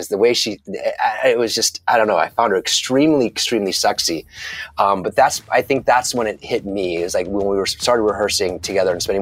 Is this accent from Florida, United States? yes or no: yes; Tampa, Florida, United States; moved away as an adult; now in New York, United States; I was from Tampa